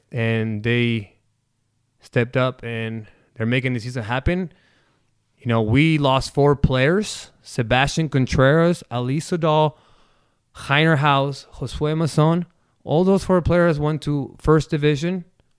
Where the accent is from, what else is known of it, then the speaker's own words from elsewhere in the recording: Argentina; now in Omaha, United States; I might not be born and raised in Omaha, but I'm more American than Argentinian, because I live more in America than I did in Argentinian. But my passion, my culture, the culture that I have is soccer, because I am Argentinian.